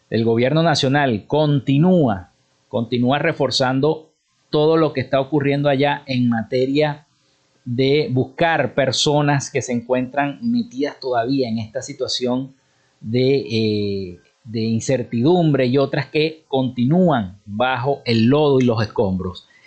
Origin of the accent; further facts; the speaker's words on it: Zulia, Venezuela; en nuestro estado Zulia